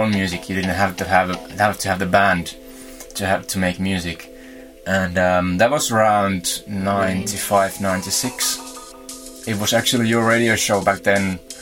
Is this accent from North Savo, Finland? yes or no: yes; Kiuruvesi, North Savo, Finland; moved away; I'm originally from Kiuruvesi. It's about 5 hours drive from here.